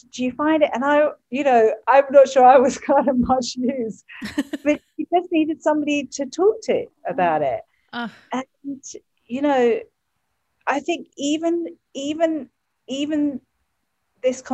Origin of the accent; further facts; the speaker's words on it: England, United Kingdom; moved away; I come from England.